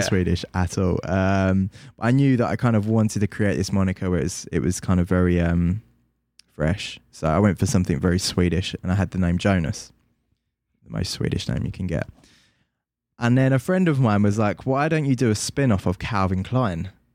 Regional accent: London, United Kingdom; I'm from London

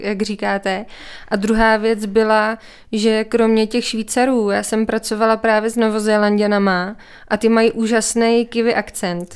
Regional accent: Czechia; accent: Czech English; also born or lived in Canada / New Zealand; now in České Budějovice, Czechia; pořád mluvím jako Čech, česká angličtina

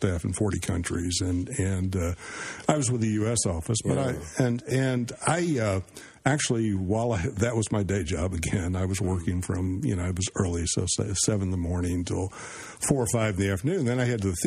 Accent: southern Mississippi, United States; moved away; also born or lived in Washington, D.C.; I grew up in southern Mississippi. I moved there when I was 5 from Washington, D.C.

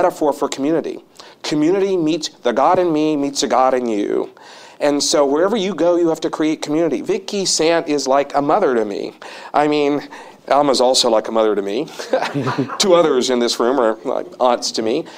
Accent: Madison Park, Alabama, United States; born or raised there; moved away

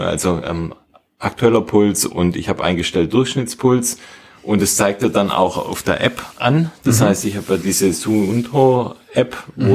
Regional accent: Schönbuch area, Baden-Württemberg, Germany; in meinem Heimatort hat, wir liegen auf etwa 500 Metern, würde ich sagen, also jetzt ja, ziemlich flach eigentlich und wir haben direkt vor der Haustür einen Wald, der Schönbuch

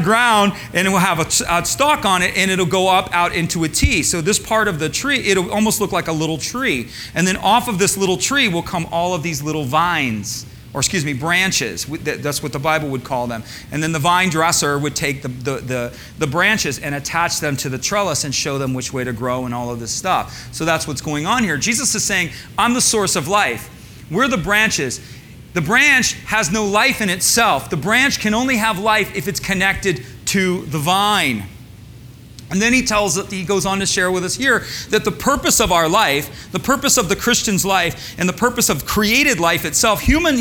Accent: Michigan, United States; I grew up in Michigan, so I grew up around cornfields

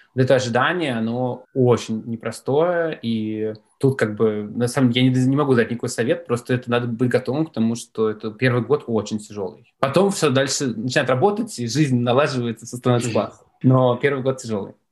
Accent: Russia; moved away as an adult; also born or lived in Moscow; now in New York, United States; я из России

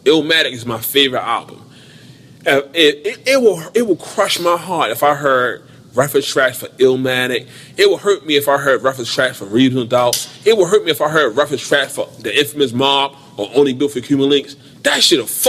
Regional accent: Baltimore, Maryland, United States; I'm from Baltimore

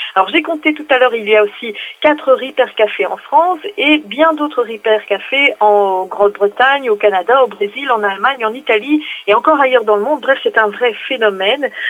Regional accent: Belgium; chez moi, en Belgique

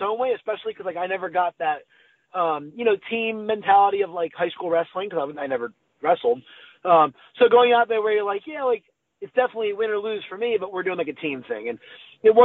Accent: New Jersey, United States; moved away; I'm from New Jersey

